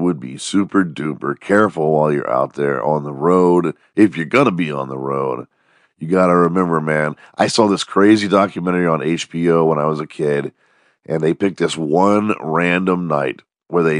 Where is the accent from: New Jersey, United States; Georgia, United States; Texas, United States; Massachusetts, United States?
Texas, United States; The Woodlands; this job that used to exist where I grew up in the Woodlands